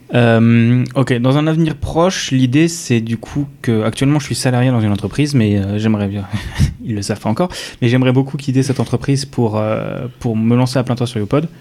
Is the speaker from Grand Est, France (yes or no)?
yes; Strasbourg, Grand Est, France; je suis originaire de la banlieue de Strasbourg